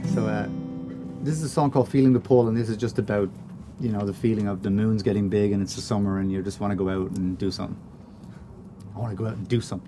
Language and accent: English; Ireland; we're Irish